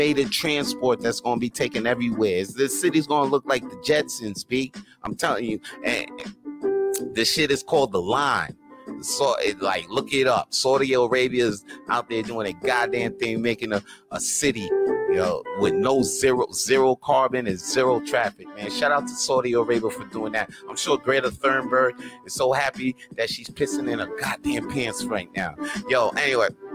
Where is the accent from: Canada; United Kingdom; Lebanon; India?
Canada; Montreal, Quebec; I was born right here in Montreal. Je suis Montréalais. Je suis né ici.